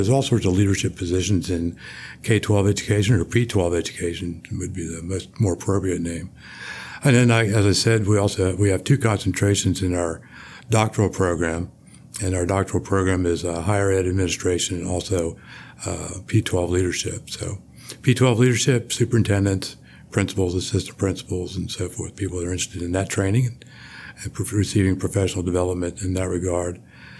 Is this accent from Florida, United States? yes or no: yes; New Smyrna Beach, Florida, United States; also born or lived in Washington, D.C., United States; Then grew up in Florida. I'm a surfer boy from New Smyrna Beach, Florida. I grew up about two blocks off the ocean.